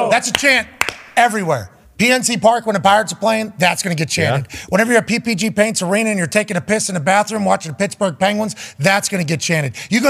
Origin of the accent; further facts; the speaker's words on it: Canada; I'm from Canada.